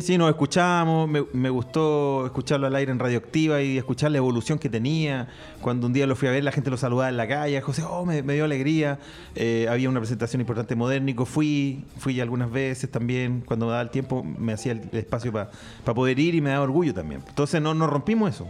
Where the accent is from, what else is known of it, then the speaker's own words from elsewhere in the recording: Chile; porque era y porque soy chileno